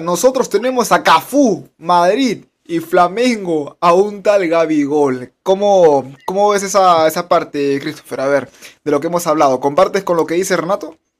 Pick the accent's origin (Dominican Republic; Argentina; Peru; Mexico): Peru; como peruanos